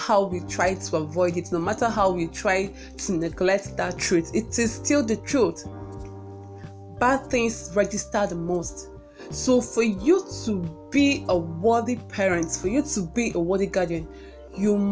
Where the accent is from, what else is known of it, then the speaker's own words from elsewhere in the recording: Onitsha, Anambra, Nigeria; we grew up in the metropolitan city of Onitsha, Anambra State, Nigeria. And that place is, I don't know, I grew up precisely in Fege